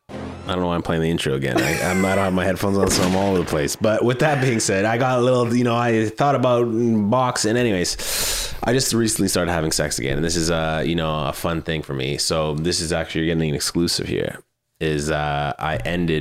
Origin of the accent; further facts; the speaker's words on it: Manitoba, Canada; moved away; I am Canadian and this was brewed in Manitoba and so was